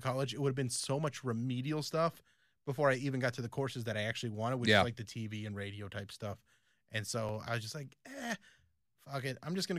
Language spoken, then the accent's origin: English; United States; also born or lived in Philippines